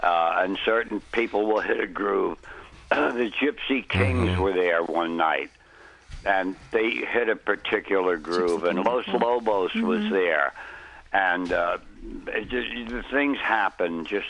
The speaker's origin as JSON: {"language": "English", "country": "Ireland", "said": "Anybody who can't cry at a good emotional thing, I'm Irish, man."}